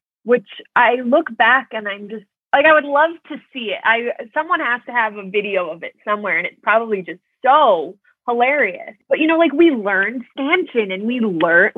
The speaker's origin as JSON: {"language": "English", "town": "Minneapolis", "region": "Minnesota", "country": "United States", "tie": "born or raised there", "moved": "as an adult", "lives_now": "Chicago, United States", "said": "I am originally from Minneapolis, Minnesota. That is where I grew up. Currently, I'm in Chicago, Illinois."}